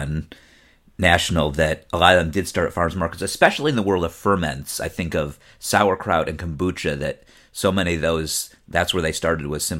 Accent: Cleveland, Ohio, United States; moved away as an adult; I'm originally from Cleveland, lived there pretty much until after high school

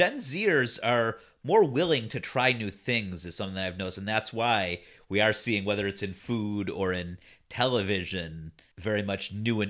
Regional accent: Cleveland, Ohio, United States; I'm from Cleveland

